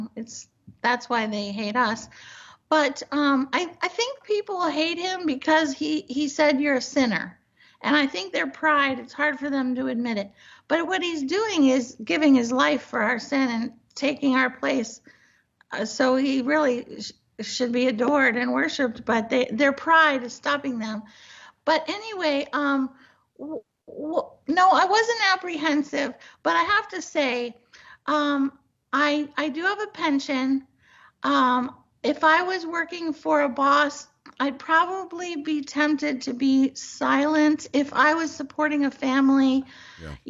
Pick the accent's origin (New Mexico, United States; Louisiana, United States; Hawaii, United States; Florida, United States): Florida, United States; Miami; moved away; also born or lived in Los Angeles; I was raised in Miami